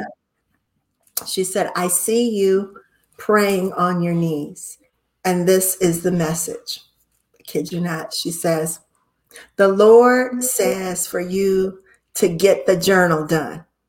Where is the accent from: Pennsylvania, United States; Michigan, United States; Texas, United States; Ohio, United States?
Ohio, United States; Cleveland; I'm from Cleveland, Ohio